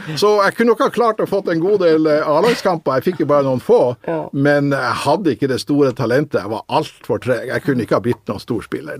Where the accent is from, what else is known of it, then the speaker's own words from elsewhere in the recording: Northern Norway, Norway; jeg er jo nordlending